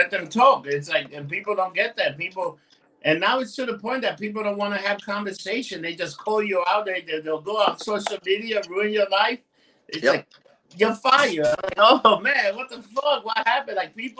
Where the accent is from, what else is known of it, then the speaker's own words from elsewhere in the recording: New York, United States; We ain't from Jersey, you asshole. We're from New York.